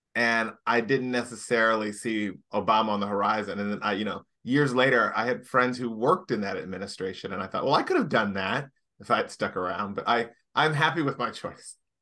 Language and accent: English; Indianapolis, Indiana, United States; moved away as an adult; also born or lived in Washington, D.C.; now in Los Angeles, United States; I come from Indianapolis, Indiana